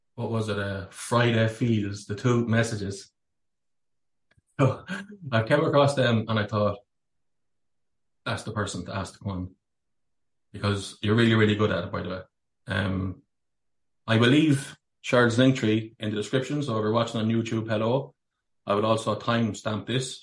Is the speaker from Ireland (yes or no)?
yes; Ireland; born a Catholic as well in Ireland